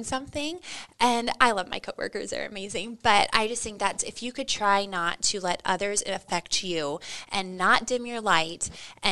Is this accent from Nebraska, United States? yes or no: yes; Crete, Nebraska, United States; I'm from Crete, Nebraska. So I'm from a small town and my dad was an educator and he taught at my local high school